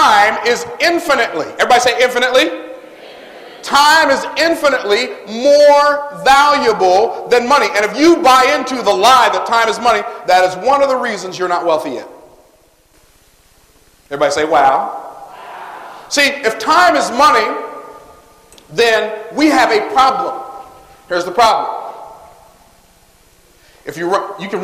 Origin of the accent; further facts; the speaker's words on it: Tampa, Florida, United States; born in Clara Fry Hospital, which is a segregated hospital in Tampa, Florida. I was born in a segregated hospital